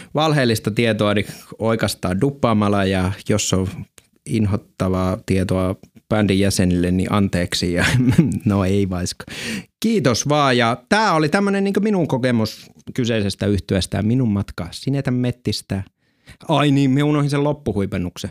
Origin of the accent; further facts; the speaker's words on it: Lapland, Finland; oman kotiseutuni ja koko Lapin läänin suurimmassa esiintymispaikassa